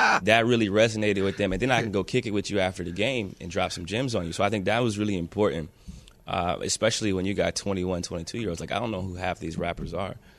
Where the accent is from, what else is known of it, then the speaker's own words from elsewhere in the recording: Ohio, United States; I'm from Ohio, so I played football, you know, most most of my life